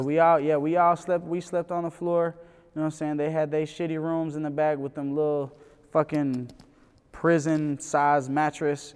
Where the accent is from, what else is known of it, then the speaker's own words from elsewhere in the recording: Memphis, Tennessee, United States; also born or lived in New York; now in Atlanta, United States; I'm from Memphis